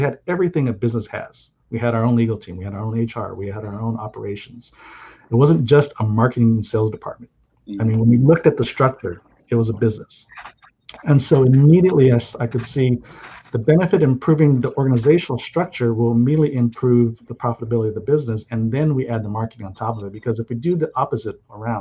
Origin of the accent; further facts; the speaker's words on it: San Jose, California, United States; also born or lived in Hawaii; I grew up in Silicon Valley